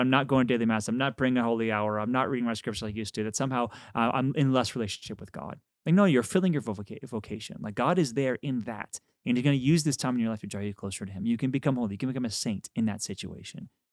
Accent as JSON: {"language": "English", "region": "Texas", "country": "United States", "said": "I'm from Texas"}